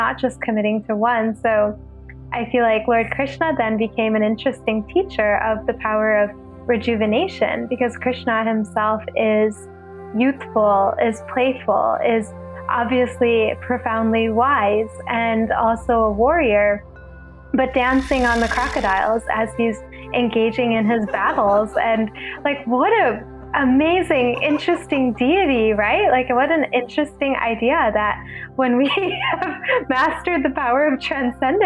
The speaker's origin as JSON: {"language": "English", "region": "Ohio", "country": "United States", "tie": "born or raised there", "also_born_or_lived": "New York", "moved": "as an adult", "said": "I had grown up going to India a lot while growing up in Ohio"}